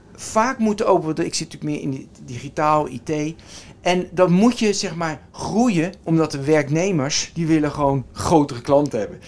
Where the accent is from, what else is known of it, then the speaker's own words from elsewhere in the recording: Westland, South Holland, Netherlands; moved away; ik kom uit het Westland